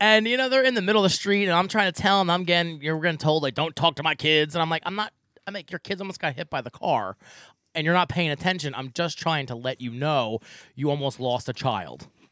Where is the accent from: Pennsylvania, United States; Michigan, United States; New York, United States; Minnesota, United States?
Pennsylvania, United States; Fleetwood; I'm from Fleetwood.